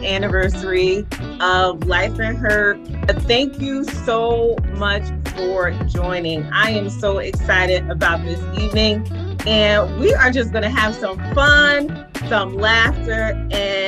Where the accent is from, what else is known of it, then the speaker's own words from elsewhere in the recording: East Orange, New Jersey, United States; I was born in East Orange